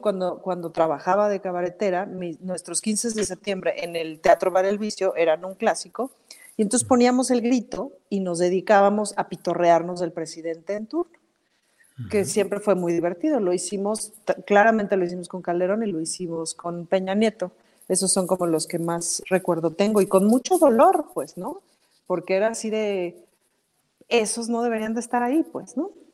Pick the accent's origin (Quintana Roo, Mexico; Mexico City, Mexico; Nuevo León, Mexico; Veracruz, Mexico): Mexico City, Mexico; Como chilanga sí siempre me he sentido muy, muy, muy, muy, muy chilanga